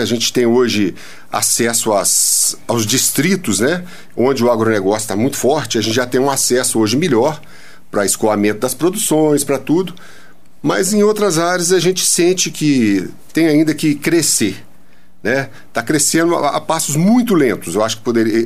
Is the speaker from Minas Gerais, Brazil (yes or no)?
yes; São João del-Rei, Minas Gerais, Brazil; also born or lived in Belo Horizonte; Eu sou natural de São João, tô fazendo hoje 65 anos.